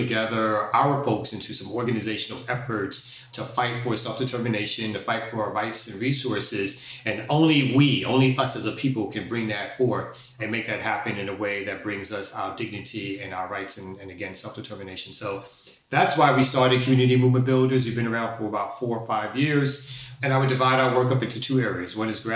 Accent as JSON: {"language": "English", "town": "New York City", "region": "New York", "country": "United States", "moved": "as an adult", "said": "I'm originally from Brooklyn, New York"}